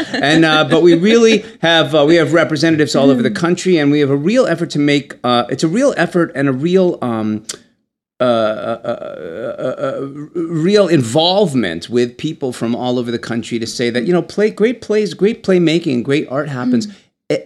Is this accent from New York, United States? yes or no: no; Michigan, United States; moved away; Michigan happens to be my home state